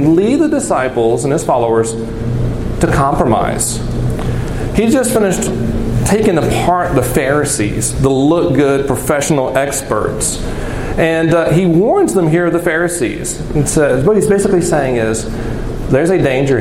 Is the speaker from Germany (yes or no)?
no; the South, United States; I'm from the South